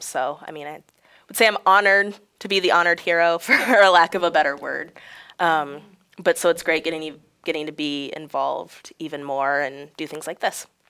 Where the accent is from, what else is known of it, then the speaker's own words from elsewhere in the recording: Galesburg, Illinois, United States; also born or lived in Peoria, Illinois; I grew up in Galesburg, Illinois, it's about forty minutes away from here